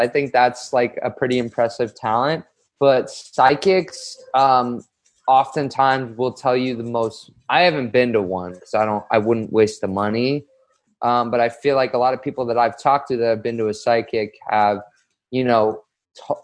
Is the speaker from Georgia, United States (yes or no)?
no; Los Angeles, California, United States; I'm from Los Angeles. I grew up in like Westwood